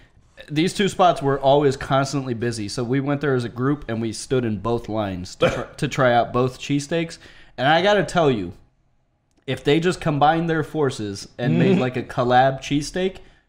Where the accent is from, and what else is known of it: Canada